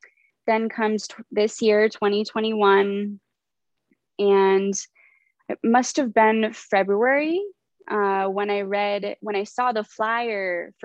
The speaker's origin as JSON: {"language": "English", "country": "Canada", "tie": "born there", "also_born_or_lived": "United States", "said": "I was born in Canada, so I'm a Canadian citizen."}